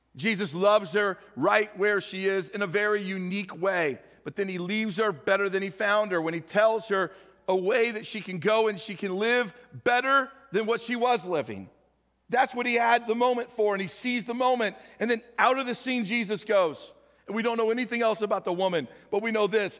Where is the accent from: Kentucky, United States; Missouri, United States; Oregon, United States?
Missouri, United States; St. Louis; now in Nebraska, United States; I grew up with in St. Louis, went to high school together